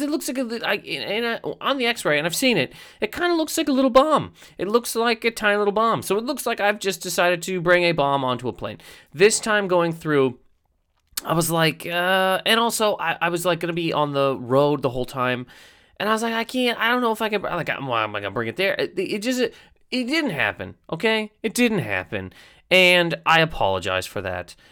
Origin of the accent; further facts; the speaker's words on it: Canada; moved away; Being a Canadian human being